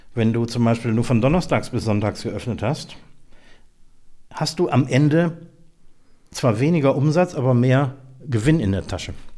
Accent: Mülheim, Germany; moved away; also born or lived in Eifel; in meiner Heimatstadt Mülheim

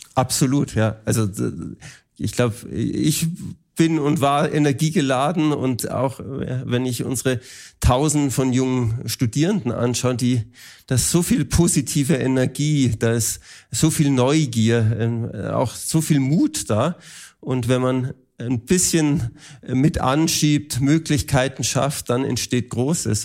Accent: Germany; als Deutsche und Europäer

